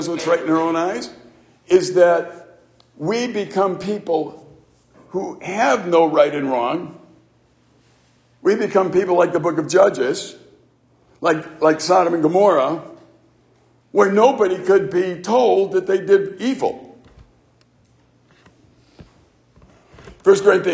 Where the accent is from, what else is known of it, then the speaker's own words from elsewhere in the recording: Chicago, Illinois, United States; growing up in the city of Chicago